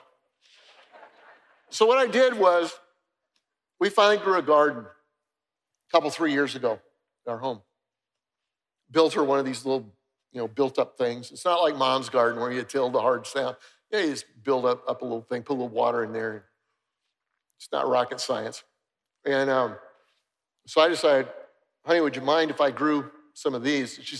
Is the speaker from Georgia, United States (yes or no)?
no; Denver, Colorado, United States; moved away; I grew up in Denver, Colorado, and my mother loved to garden